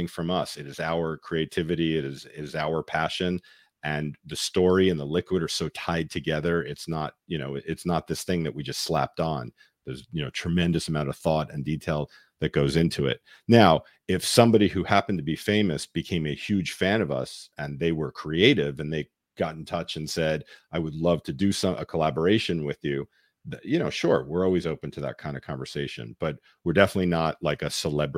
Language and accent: English; New York City, New York, United States; I grew up in New York.